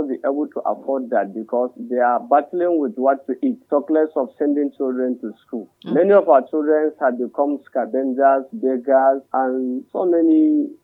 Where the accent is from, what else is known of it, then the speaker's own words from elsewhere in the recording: Kagara, Niger State, Nigeria; I'm from Madaka, Kagara, Rafi local government, Niger State.